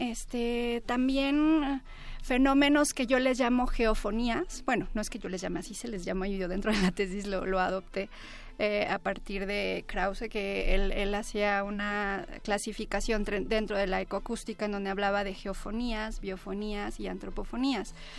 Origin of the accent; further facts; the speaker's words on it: Puebla, Mexico; now in Mexico City, Mexico; soy, este, pues, foránea, yo nací en Puebla, cuando llegué aquí